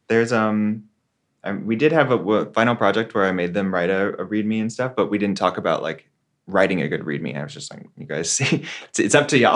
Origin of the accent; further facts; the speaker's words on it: Texas, United States; now in San Francisco, United States; my home state, right, in Texas